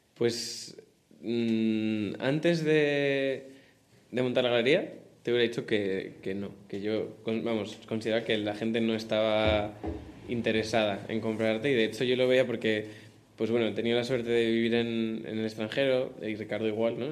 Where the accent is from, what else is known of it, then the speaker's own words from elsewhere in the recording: Madrid, Community of Madrid, Spain; yo vivo con mis padres, pero tengo la suerte que soy de Madrid